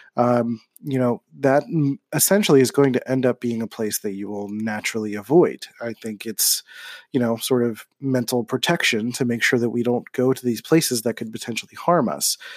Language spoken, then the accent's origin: English; Philadelphia, Pennsylvania, United States; growing up in Philadelphia